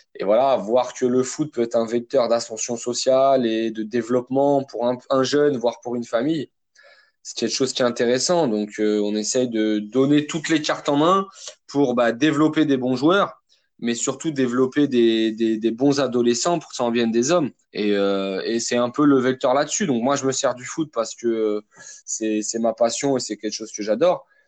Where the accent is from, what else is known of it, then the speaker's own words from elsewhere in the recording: Vitry-sur-Seine, Île-de-France, France; j'ai grandi à Vitry-sur-Seine dans le Val-de-Marne, dans le 94